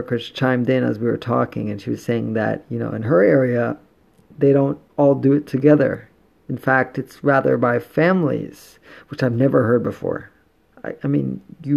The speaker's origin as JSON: {"language": "English", "country": "Jamaica", "moved": "yes", "lives_now": "Itoshima, Japan", "said": "I'm Jamaican"}